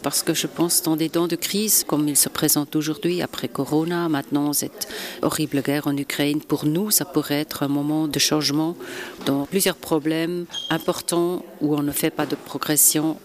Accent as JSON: {"language": "French", "town": "Basel", "region": "Basel-Stadt", "country": "Switzerland", "said": "je viens d'une région transfrontalière. Nous vivons vraiment à travers des frontières avec l'Allemagne et la France"}